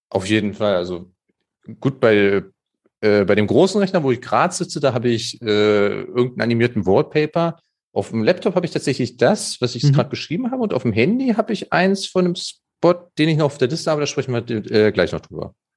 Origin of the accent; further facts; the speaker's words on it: Germany; ich bin ja am, am Harzrand äh, aufgewachsen